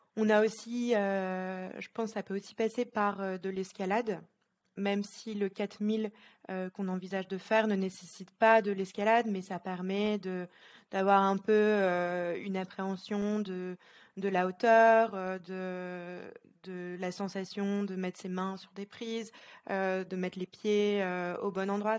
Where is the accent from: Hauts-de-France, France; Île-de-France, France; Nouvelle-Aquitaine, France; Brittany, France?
Hauts-de-France, France; Lille; moved away as an adult; now in Geneva, Switzerland; je suis originaire de France, de Lille